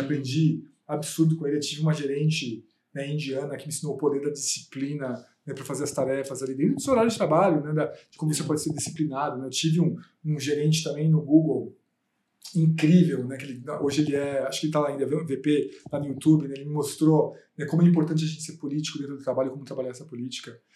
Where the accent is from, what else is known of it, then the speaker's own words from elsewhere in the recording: Osasco, São Paulo, Brazil; eu vim da periferia de Osasco. Eu nasci na periferia, nasci e cresci na periferia até os 23 anos.